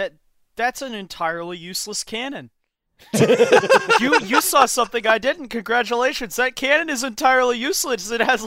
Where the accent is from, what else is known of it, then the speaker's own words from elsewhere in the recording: United Kingdom; I'm a British weirdo that works for GW